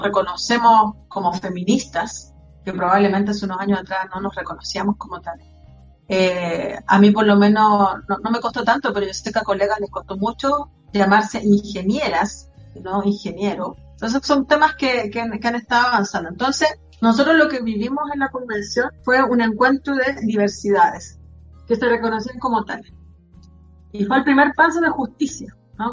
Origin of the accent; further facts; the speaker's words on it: Antofagasta, Chile; Soy mm, de Antofagasta